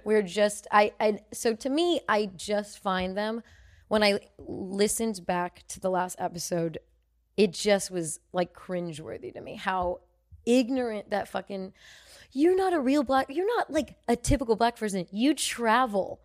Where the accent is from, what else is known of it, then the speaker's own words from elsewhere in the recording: United States; I'm American